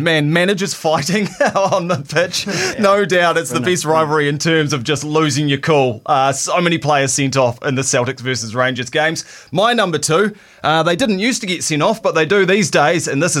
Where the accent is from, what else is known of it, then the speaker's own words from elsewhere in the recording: New Zealand; It's weird being a New Zealander